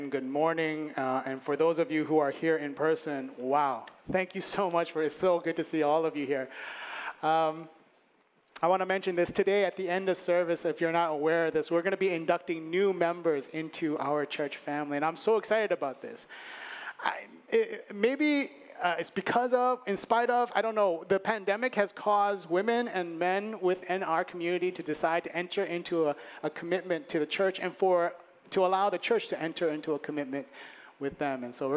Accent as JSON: {"language": "English", "town": "Chicago", "region": "Illinois", "country": "United States", "tie": "born or raised there", "moved": "yes", "said": "I was born and raised in Chicago. I grew up on the north side"}